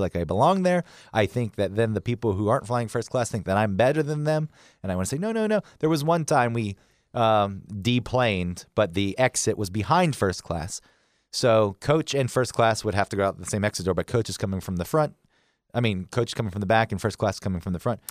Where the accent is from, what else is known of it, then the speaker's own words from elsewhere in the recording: Atlanta, Georgia, United States; you and I grew up in Atlanta